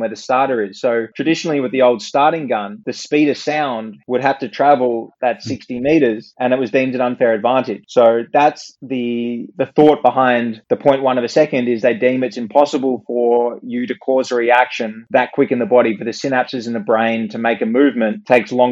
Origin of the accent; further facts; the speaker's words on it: Australia; we're a very multicultural country